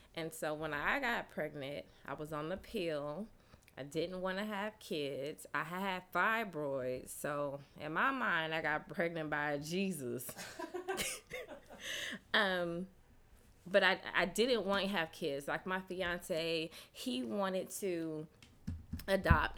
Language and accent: English; Sacramento, California, United States; moved away as an adult; now in Atlanta, United States; I'm from Sacramento, California. Um, I attended Clark Atlanta University. Um, I've been in Atlanta for about 17 years.